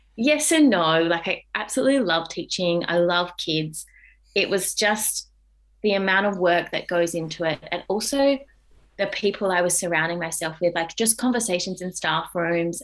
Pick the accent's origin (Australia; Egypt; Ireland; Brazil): Australia; Adelaide, South Australia; moved away as an adult; now in Melbourne, Australia; I grew up in Adelaide.